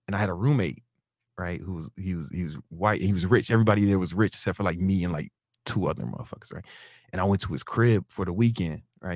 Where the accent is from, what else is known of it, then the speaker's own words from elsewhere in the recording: Chicago, Illinois, United States; I'm from Southside Chicago